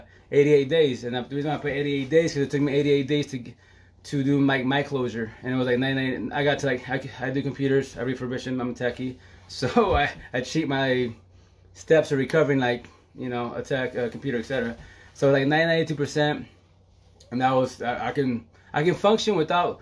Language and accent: English; Eastern Washington, United States; moved away; also born or lived in Seattle; where I'm from, Eastern Washington